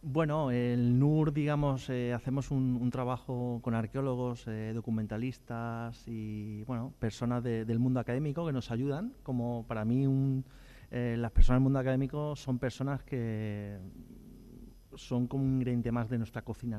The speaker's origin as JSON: {"language": "Spanish", "region": "Andalusia", "country": "Spain", "said": "somos una, comunidad andaluza, como conocemos, muy, eh, muy, muy rica"}